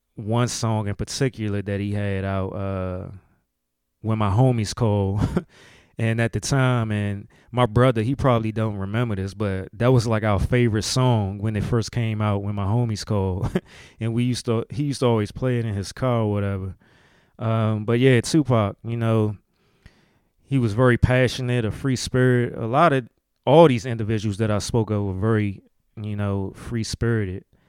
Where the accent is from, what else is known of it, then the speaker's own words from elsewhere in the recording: DMV, United States; accent: DMV; my DMV accent